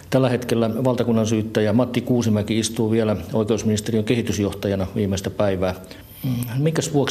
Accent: Turkey; Finnish is a second language; moved away as an adult; now in Finland; Mine kaks vota kolme kuukautta oli tulin Turkista.

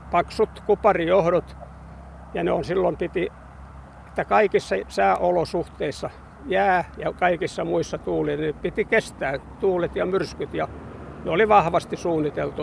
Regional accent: Hamina, Kymenlaakso, Finland; now in Kuusankoski, Finland; me olen nuoruuteni asunut Haminassa

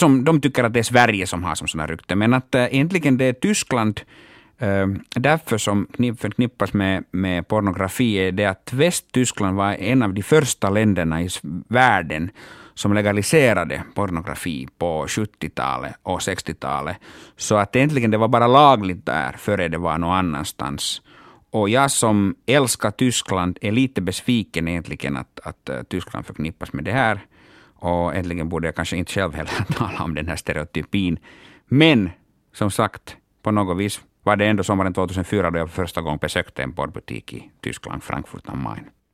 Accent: Oulu, North Ostrobothnia, Finland; first language Finnish; Swedish is a second language; moved away; jag är hemma från Uleåborg och jag måste alltså tillbringa alla mina sommardagar där hemma i Uleåborg

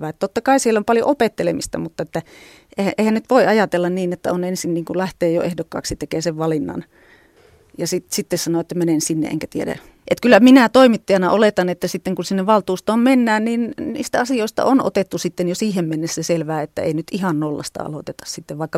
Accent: Viitasaari, Central Finland, Finland; niin josta olen lähtöisin Viitasaarelta kotoisin oleva ….

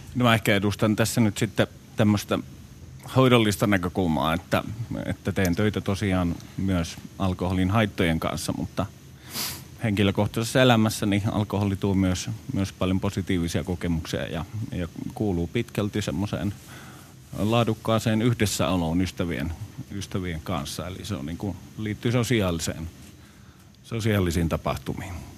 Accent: Finland; Mä oon kotoisin tuolta maakunnista

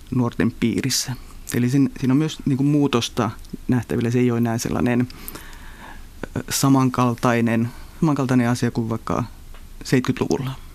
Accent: northern Finland, Finland; tuolla pohjoisessa Suomessa, mistä itsekin olen kotoisin

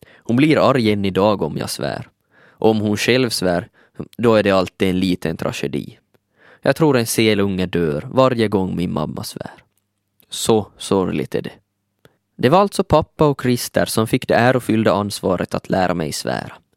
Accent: Vörå, Ostrobothnia, Finland; moved away as an adult; now in Helsinki, Finland; Jag kommer från Vörå. I en liten by vid namn Palvis tillbringade jag största delen av mina 20 första levnadsår.

